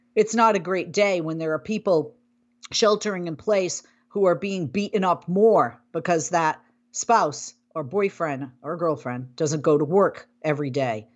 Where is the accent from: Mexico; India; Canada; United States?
United States; Boston, Massachusetts; I hail from Boston, Massachusetts, used to spend summers in Maine